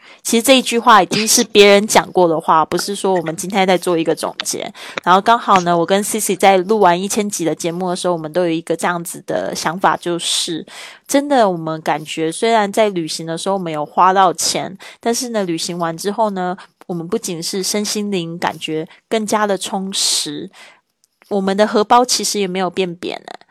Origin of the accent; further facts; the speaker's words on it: Taiwan; moved away as an adult; now in Spain; 来自台湾，五年前开始线上制作播客，环绕北半球两圈之后，我现在居住在西班牙